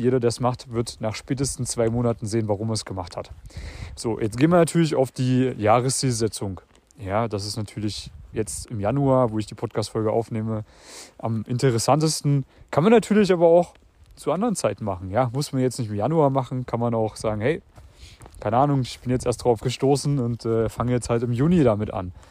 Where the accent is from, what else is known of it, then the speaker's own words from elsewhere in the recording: Germany; moved away as an adult; also born or lived in Vienna; Ich habe sowohl in dem kleinen Kuhkaff gelebt, in meiner Heimat in Deutschland